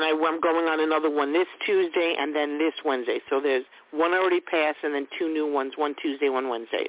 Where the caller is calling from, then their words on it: New York, United States; Long Island.